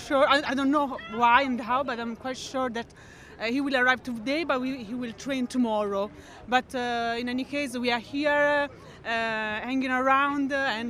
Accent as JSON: {"language": "English", "area": "a town near Florence", "region": "Tuscany", "country": "Italy", "said": "I'm coming from a town nearby Florence."}